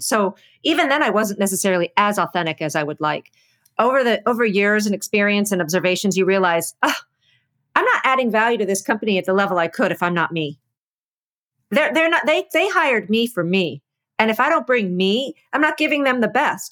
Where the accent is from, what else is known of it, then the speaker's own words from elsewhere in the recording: East Coast, United States; so I'm from the East Coast. I talk loud.